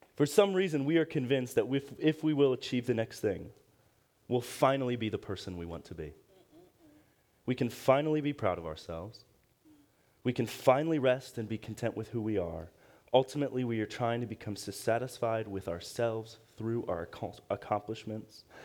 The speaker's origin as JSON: {"language": "English", "town": "Akron", "region": "Ohio", "country": "United States", "tie": "born or raised there", "said": "I'm from Akron, Ohio, same hometown as LeBron"}